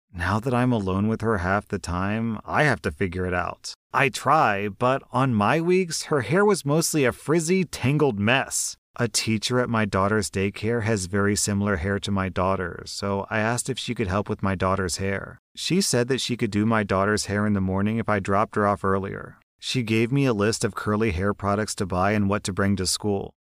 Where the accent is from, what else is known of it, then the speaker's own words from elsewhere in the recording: United States; As an American